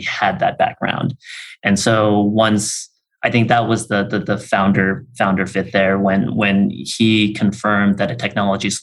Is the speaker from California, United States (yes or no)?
yes; Bay Area, California, United States; I grew up in the Bay Area